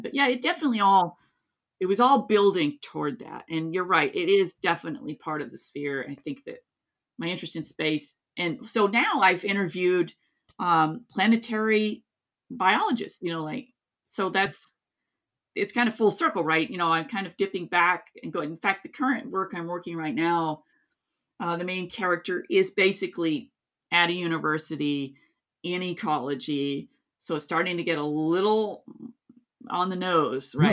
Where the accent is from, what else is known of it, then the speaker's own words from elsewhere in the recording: Kingsport, Tennessee, United States; also born or lived in Gray, Tennessee; my hometown, not in Gray, but, um, the main town, Kingsport